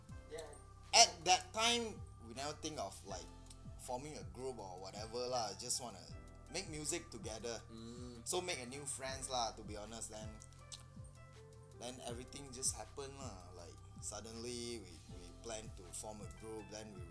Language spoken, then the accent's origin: English; Klang, Selangor, Malaysia; I'm from Klang.